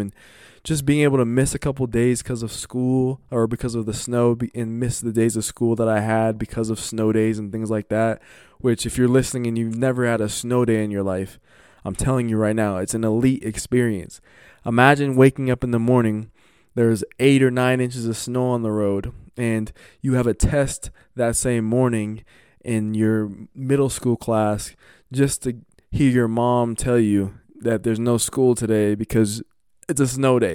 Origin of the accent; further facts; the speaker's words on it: Colorado, United States; growing up in Colorado